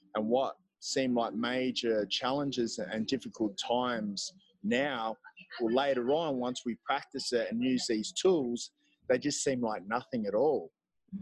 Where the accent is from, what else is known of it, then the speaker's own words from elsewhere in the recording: Gold Coast, Queensland, Australia; moved away as an adult; also born or lived in Melbourne; now in El Salvador; I'm from Australia. I'm from, I guess, my home base in Australia would be the Gold Coast. Though I've lived all over